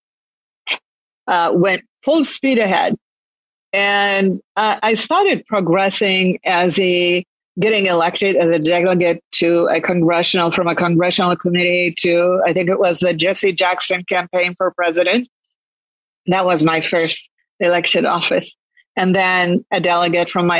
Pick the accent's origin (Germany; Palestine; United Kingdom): Palestine; Jerusalem; also born or lived in Lebanon / Kuwait; now in United States; I'm originally Palestinian, so I was born in Jerusalem.